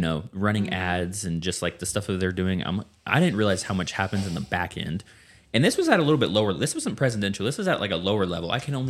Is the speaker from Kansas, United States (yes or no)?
yes; Lane, Kansas, United States; now in Derby, United States; Well, I live in Derby, but I'm from Lane.